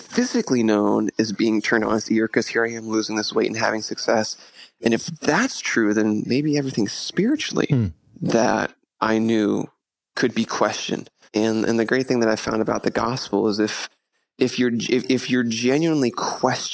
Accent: Pittsburgh, Pennsylvania, United States; moved away; I'm originally from Pittsburgh

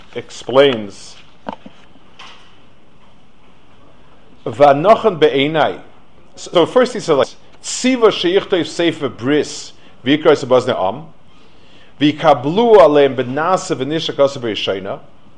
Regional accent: New York City, New York, United States; I grew up in Lower East Side.

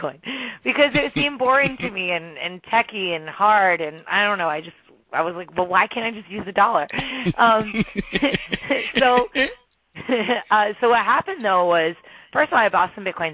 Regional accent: New Jersey, United States; I grew up in New Jersey

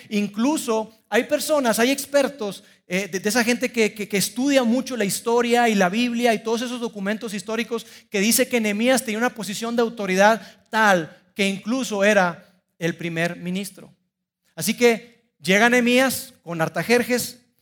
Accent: Mexico; soy orgullosamente mexicano

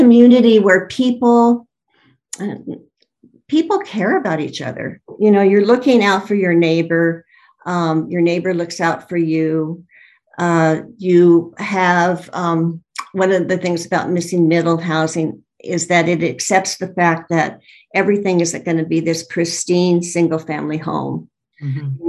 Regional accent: Los Angeles, California, United States; moved away; I'm from Los Angeles originally

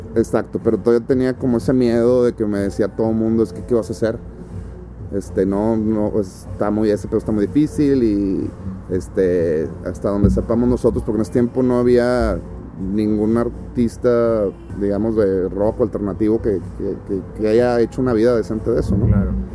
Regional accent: Monterrey, Nuevo León, Mexico; yo soy de Las Mitras Centro, que es poniente de la ciudad y que está aquí a cinco minutos manejando

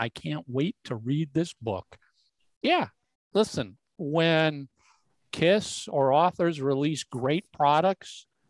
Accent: Venezuela; English is a second language; now in United States; I'm from Venezuela and there are no concerts now there due to the political and critical situation. I got the chance to come here.

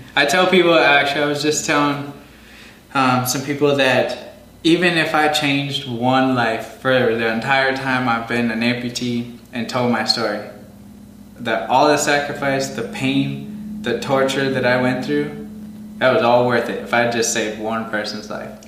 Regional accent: Green Bay, Wisconsin, United States; my hometown in Green Bay, Wisconsin

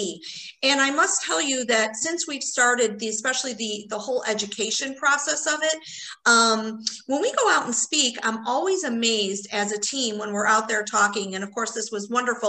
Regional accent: Chicago, Illinois, United States; also born or lived in Indiana; I was born and raised in Chicago. So I was born in Chicago proper and lived there till I was 18

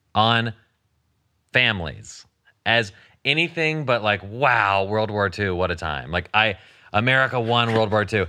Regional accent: the South, United States; I was raised in the South and, in Christianity

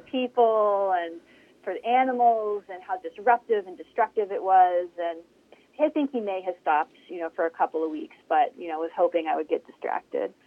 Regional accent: Hubbard, Ohio, United States; also born or lived in Youngstown, Ohio; I grew up and have lived all my life um, in the Mahoning Valley. Uh, so I grew up in Hubbard

